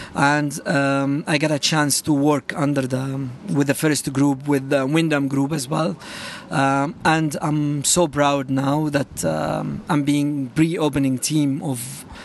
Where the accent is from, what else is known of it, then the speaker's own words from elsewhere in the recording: Cairo, Cairo Governorate, Egypt; moved away as an adult; now in Dubai, United Arab Emirates; I'm from Cairo.